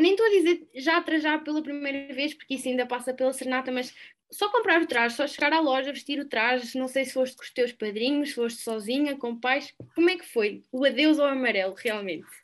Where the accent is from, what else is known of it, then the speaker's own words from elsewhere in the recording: Aveiro, Centro, Portugal; also born or lived in Coimbra; eu sou de Aveiro